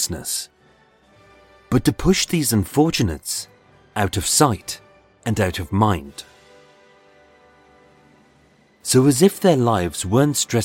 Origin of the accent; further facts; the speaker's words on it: United Kingdom; we're British